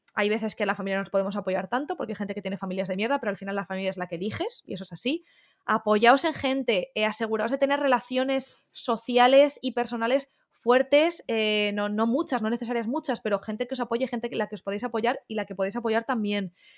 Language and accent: Spanish; Madrid, Community of Madrid, Spain; Yo siempre he vivido en Madrid